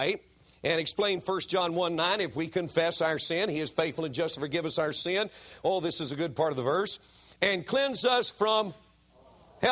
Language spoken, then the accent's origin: English; Greensboro, United States; My wife and I were in my hometown of Greensboro